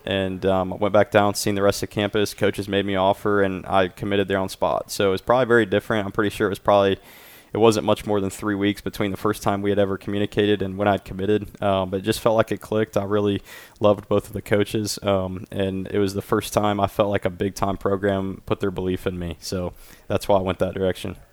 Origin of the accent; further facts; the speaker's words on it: Dayton, Ohio, United States; I'm from Dayton, Ohio